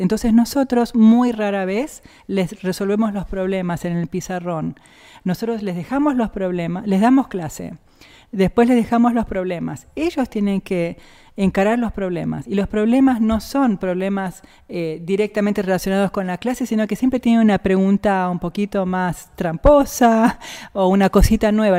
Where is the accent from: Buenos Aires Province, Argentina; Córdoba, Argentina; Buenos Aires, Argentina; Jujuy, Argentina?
Jujuy, Argentina; also born or lived in Rosario; now in Bariloche, Argentina; ya vivíamos en Jujuy desde que yo era muy chiquita, así que yo me considero jujeña